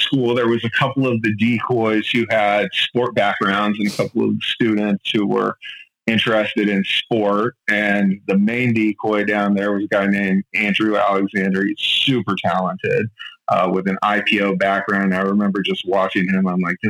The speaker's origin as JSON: {"language": "English", "town": "Yokosuka", "region": "Kanagawa", "country": "Japan", "tie": "born there", "also_born_or_lived": "Europe / Middle East", "said": "I was born in Yokosuka, Japan, on a military base. Both my parents were in the army. I grew up all around the world, kind of a potted plant."}